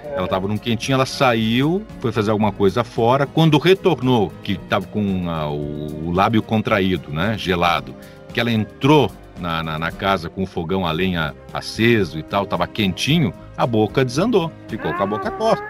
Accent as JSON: {"language": "Portuguese", "town": "Caxias do Sul", "region": "Rio Grande do Sul", "country": "Brazil", "tie": "born or raised there", "also_born_or_lived": "Rio de Janeiro", "moved": "yes", "said": "aqui onde eu estou, que é a minha terrinha natal, Caxias do Sul. Mudei para cá em 2008"}